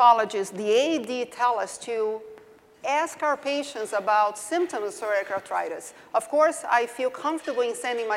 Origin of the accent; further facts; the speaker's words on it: Brazil; accent: southern; moved away as an adult; also born or lived in Durham, North Carolina, United States / Tampa, Florida, United States; now in Las Vegas, United States; I did my training in Brazil originally, so that's why you hear my southern accent